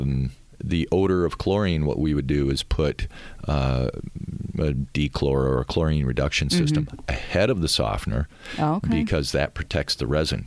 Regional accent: Kalamazoo, Michigan, United States; born and raised in Kalamazoo

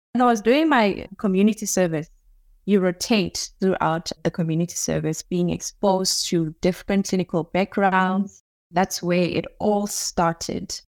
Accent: Nigel, Gauteng, South Africa; I grew up in Duduza. It's a very small township

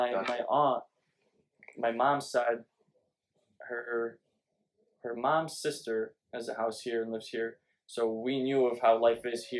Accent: Szczecin, West Pomeranian Voivodeship, Poland; now in United States; I wasn't born in America. I was born in Poland.

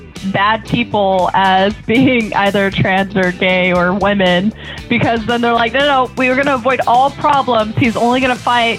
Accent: Mexico; I grew up in Mexico

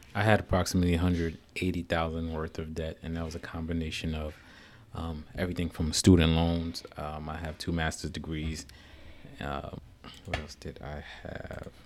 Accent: Newark, New Jersey, United States; also born or lived in New York City; now in Washington D.C. metro area, United States; I grew up in uh, Newark, New Jersey. Um, born and raised there.

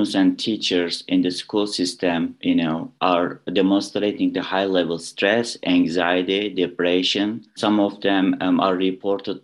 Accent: Istanbul, Turkey; English is a second language; moved away as an adult; also born or lived in Ohio, United States; now in Illinois, United States; I was born in Istanbul, Turkey. I moved to United States 2010 to complete my English language program.

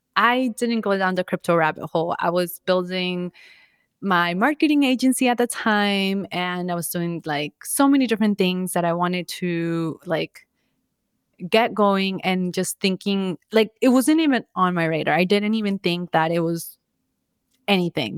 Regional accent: Orlando, Florida, United States; also born or lived in Bogota, Colombia; now in Miami, United States; I was born in Colombia and Bogota, Colombia, and I moved to the States when I was five. Then I grew up in Orlando, then officially moved to Miami

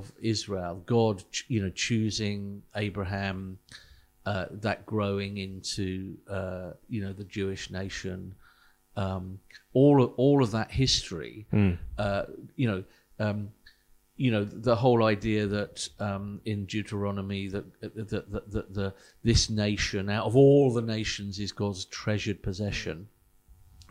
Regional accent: United Kingdom; am I British? Yeah, I was born in Britain

